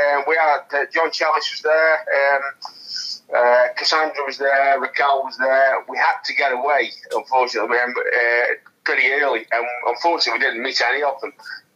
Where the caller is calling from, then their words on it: Stoke-on-Trent, West Midlands, United Kingdom; I'm in Stoke-on-Trent, mate, Staffordshire.